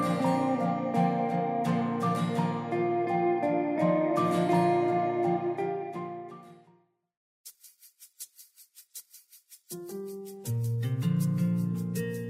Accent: Ballarat, Victoria, Australia; As a young person growing up in Ballarat

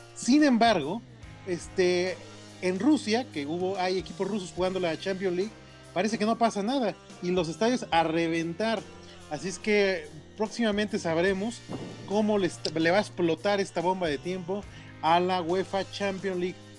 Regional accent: Sinaloa, Mexico; moved away; mi tierra Sinaloa

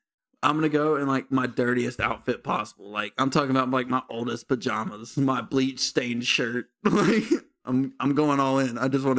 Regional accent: Bessemer, Alabama, United States; I'm from Bessemer.

